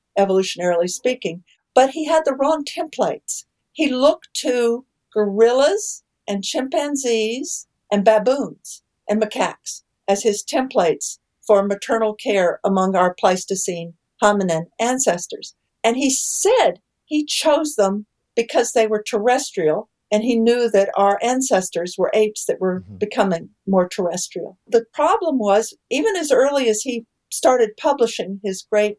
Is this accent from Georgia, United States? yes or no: no; Texas, United States; moved away; I grew up in Texas, so I grew up playing poker